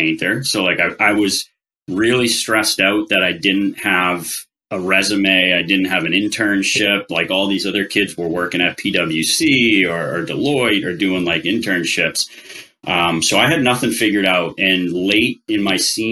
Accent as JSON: {"language": "English", "region": "Central Massachusetts", "country": "United States", "tie": "born or raised there", "said": "I grew up in Central Mass."}